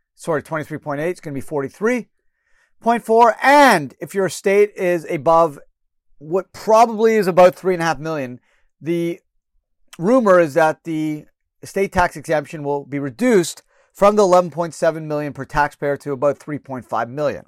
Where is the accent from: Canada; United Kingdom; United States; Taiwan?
Canada; moved away; I was born in Canada